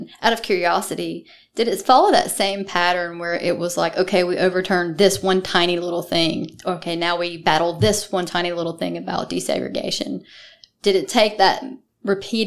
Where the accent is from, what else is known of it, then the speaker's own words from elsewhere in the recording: Deep South, United States; I grew up in the Deep South